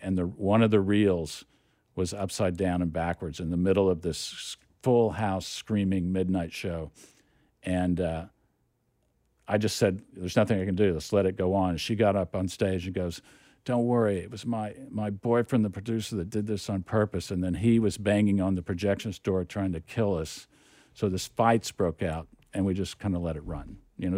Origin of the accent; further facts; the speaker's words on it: Oklahoma City, Oklahoma, United States; moved away as an adult; also born or lived in Austin, Texas / New York; now in Los Angeles, United States; I grew up in Oklahoma City